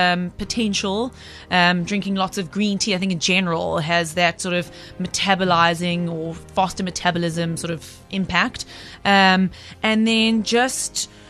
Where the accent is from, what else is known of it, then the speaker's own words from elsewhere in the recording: South Africa; as a South African